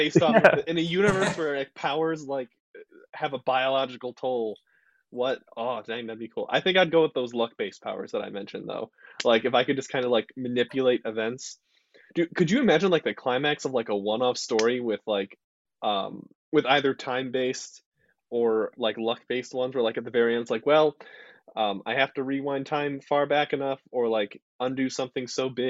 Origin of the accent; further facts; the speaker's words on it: Canada; like being Canadian. You know, that's a power.